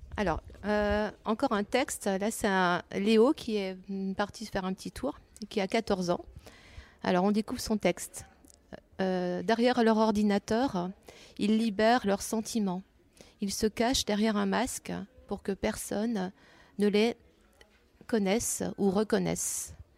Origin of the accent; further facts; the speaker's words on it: Breton, Brittany, France; je suis bretonne aussi, comme Géraldine